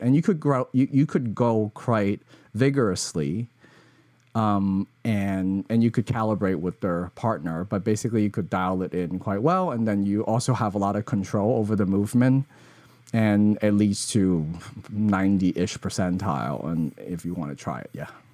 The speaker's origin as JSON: {"language": "English", "country": "Hong Kong", "tie": "born or raised there", "said": "growing up in Hong Kong"}